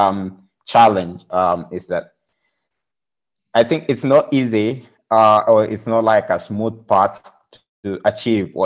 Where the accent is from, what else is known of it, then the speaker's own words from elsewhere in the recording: Kenya; moved away as an adult; also born or lived in Budapest, Hungary; now in Berlin, Germany; I'm coming from Kenya.